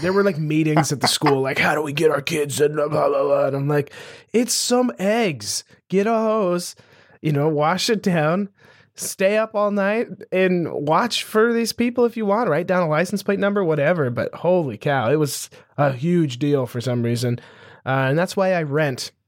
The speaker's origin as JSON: {"language": "English", "region": "Montana", "country": "United States", "tie": "born or raised there", "said": "growing up in Montana, which is one of the cheapest states to, like, live and operate"}